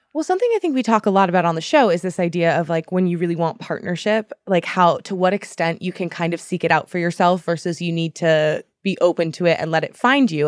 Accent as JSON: {"language": "English", "town": "Boston", "region": "Massachusetts", "country": "United States", "tie": "born or raised there", "said": "growing up in Boston"}